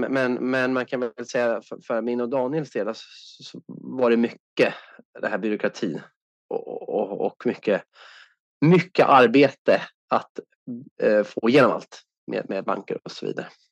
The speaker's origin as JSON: {"language": "Swedish", "country": "Sweden", "said": "som svensk"}